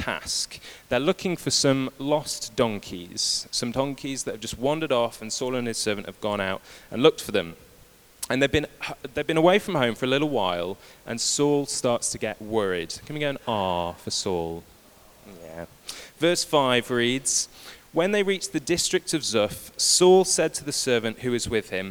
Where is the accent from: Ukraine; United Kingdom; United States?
United Kingdom; we're British